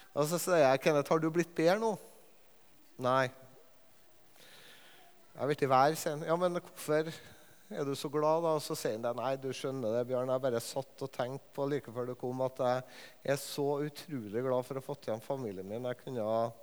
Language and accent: Norwegian; Levanger, Trøndelag, Norway; på Levanger, der jeg er fra